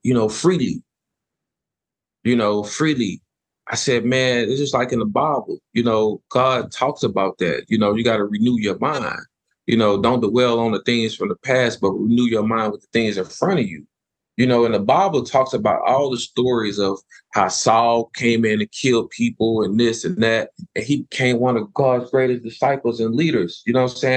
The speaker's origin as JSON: {"language": "English", "town": "Houston", "region": "Texas", "country": "United States", "said": "He knew I'm from South Park"}